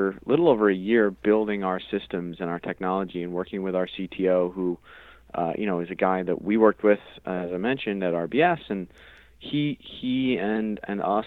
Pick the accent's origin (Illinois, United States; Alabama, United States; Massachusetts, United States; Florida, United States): Massachusetts, United States; just outside of Boston; moved away as an adult; I grew up just outside of Boston